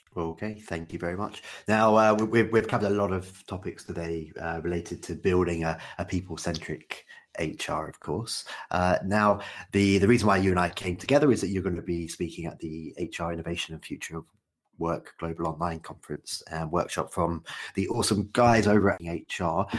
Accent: United Kingdom; as a Brit

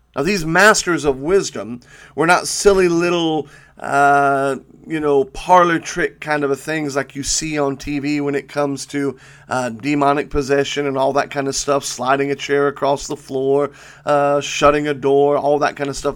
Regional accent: United States; we as American believers

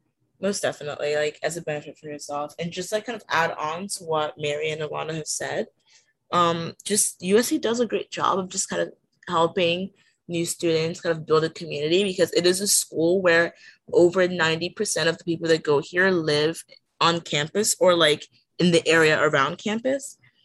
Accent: Nigeria; now in United States; So my whole life, just being in America, I was originally immigrated from Nigeria.

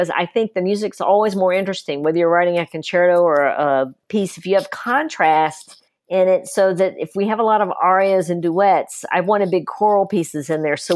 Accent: the South, United States; Gene wrote it and then I southernized it because I grew up in the South

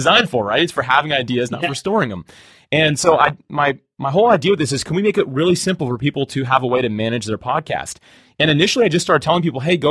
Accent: Jacksonville, Florida, United States; I grew up in Jacksonville, Florida, still live here

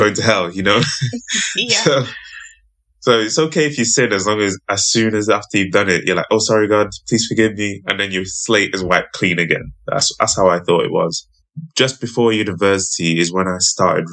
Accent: Zambia; I was born in Zambia, which is like a Christian nation

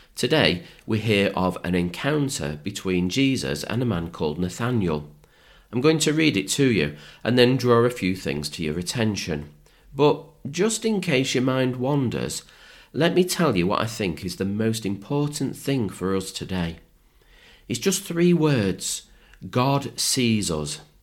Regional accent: Manchester, North West England, United Kingdom; when I was growing up in Manchester

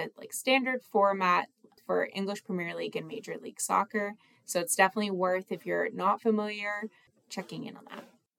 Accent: United States; I am an American woman

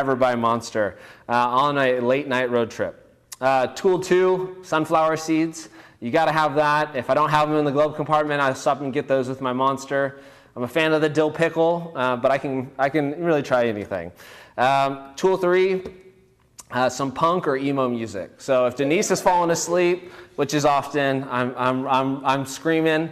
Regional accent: Bakersfield, California, United States; now in Fresno, United States; I grew up in Bakersfield

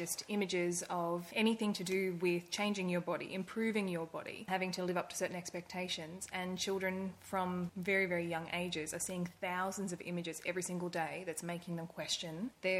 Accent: Brisbane, Queensland, Australia; also born or lived in Indonesia; now in Gold Coast, Australia; So I am originally from Brisbane, but in the late 90s, my family moved overseas and I spent my adolescence living in Indonesia

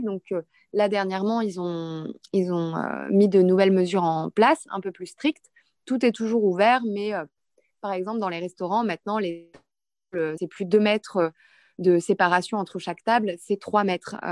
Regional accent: Lille, Hauts-de-France, France; moved away as an adult; now in Dubai, United Arab Emirates; je suis de Lille, du nord de la France

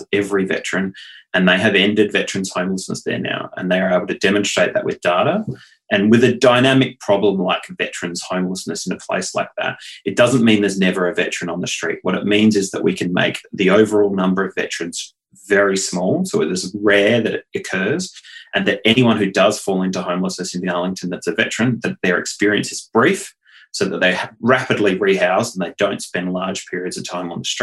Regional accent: Adelaide, South Australia, Australia; in my hometown of Adelaide, we were recently recognised as the third most livable city on the planet

